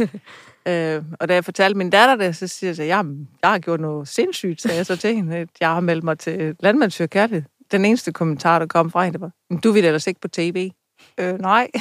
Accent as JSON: {"language": "Danish", "area": "Funen", "region": "Southern Denmark", "country": "Denmark", "said": "jeg var fra Fynsland af"}